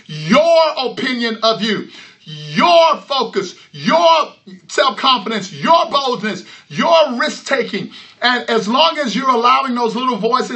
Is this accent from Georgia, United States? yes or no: no; Houston, Texas, United States; I'm from Houston, Texas